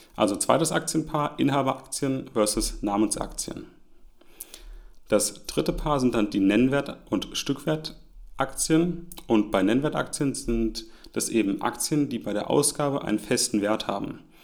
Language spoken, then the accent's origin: German; Germany; auch hier als Deutscher